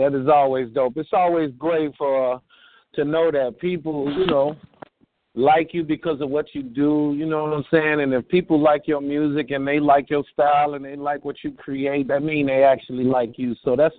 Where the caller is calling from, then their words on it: Chicago, Illinois, United States; I'm calling from Chicago.